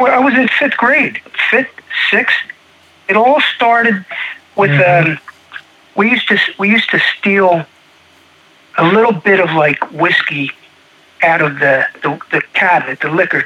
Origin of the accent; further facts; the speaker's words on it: Audubon, New Jersey, United States; accent: Philadelphia; moved away as an adult; also born or lived in Stratford, New Jersey / Arizona; I grew up in New Jersey, Audubon, New Jersey.